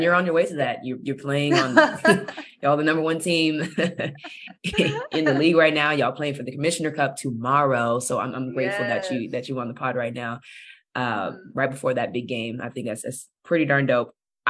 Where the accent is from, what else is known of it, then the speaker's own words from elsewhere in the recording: Bakersfield, California, United States; I'm from Bakersfield, so I'm all Cali too.